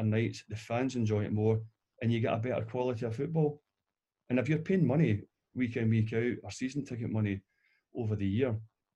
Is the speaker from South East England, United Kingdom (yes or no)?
no; Glasgow, Scotland, United Kingdom; moved away; also born or lived in Australia; a boy growing up in Pollock